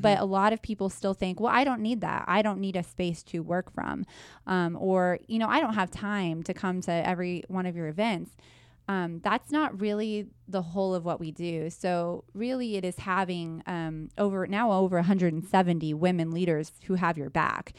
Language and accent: English; Wichita, Kansas, United States; I was born and raised in Wichita